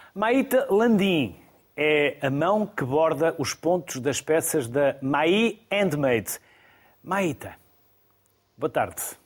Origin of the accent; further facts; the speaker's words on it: Porto, Norte, Portugal; eu também sou do Porto, por isso conheço bem o meu sotaque